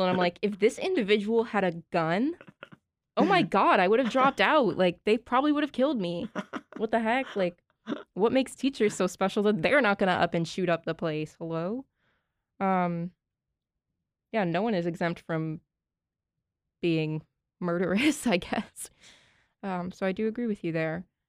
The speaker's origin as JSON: {"language": "English", "region": "Massachusetts", "country": "United States", "said": "I'm from Massachusetts."}